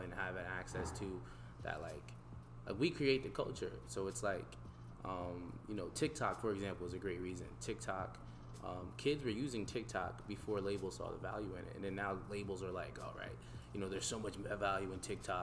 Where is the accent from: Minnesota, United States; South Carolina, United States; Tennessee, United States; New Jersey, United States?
New Jersey, United States; Voorhees; also born or lived in Camden, New Jersey / Sicklerville, New Jersey; I'm from South Jersey, right across the bridge from Philly